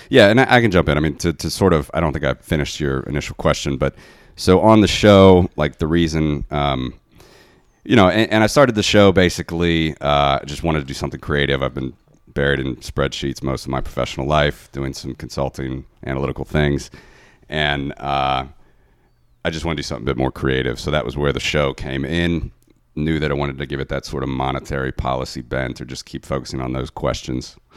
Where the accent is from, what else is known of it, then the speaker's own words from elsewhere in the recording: Ohio, United States; moved away as an adult; now in Latvia; growing up in Ohio